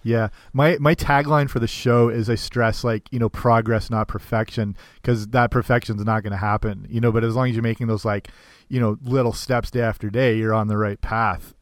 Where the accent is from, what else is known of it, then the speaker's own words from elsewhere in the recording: Canada; I'm Canadian, but I work in uh, a summer camp in the states